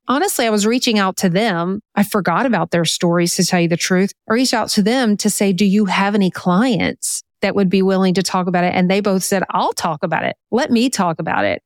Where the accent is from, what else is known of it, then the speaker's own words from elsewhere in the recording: Louisiana, United States; also born or lived in North Carolina; we moved from North Carolina back home to Louisiana